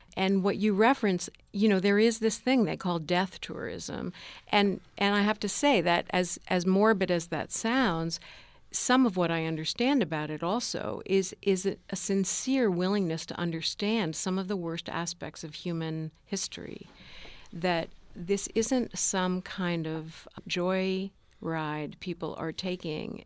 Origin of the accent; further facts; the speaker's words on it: United States; I was born in this country at the end of the nineteen fifties